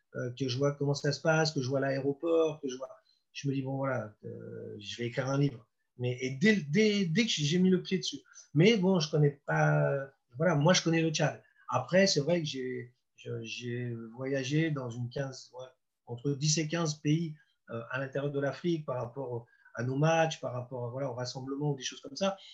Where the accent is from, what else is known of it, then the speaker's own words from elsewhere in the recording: Deauville, Normandy, France; now in Nancy, France; j'étais chez moi à Deauville avec mes potes